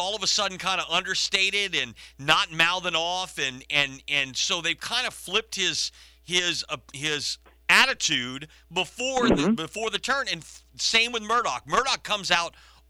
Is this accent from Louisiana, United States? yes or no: yes; Acadiana, Louisiana, United States; growing up in Acadiana